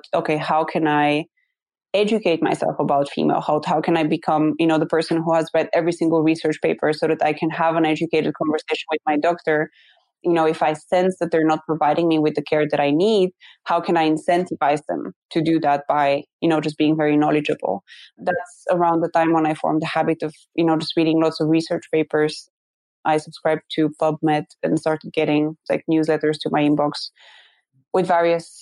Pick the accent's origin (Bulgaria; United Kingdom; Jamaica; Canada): Bulgaria; moved away; So I'm originally from Bulgaria and Bulgarian